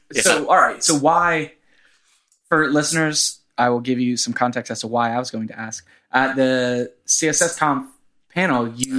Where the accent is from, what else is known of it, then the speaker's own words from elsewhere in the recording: Kissimmee, Florida, United States; also born or lived in New Jersey / Tampa; I grew up in Kissimmee.